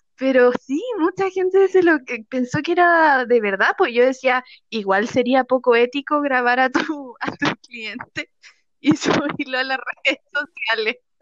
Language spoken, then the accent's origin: Spanish; Chile; also born or lived in Santiago; mi país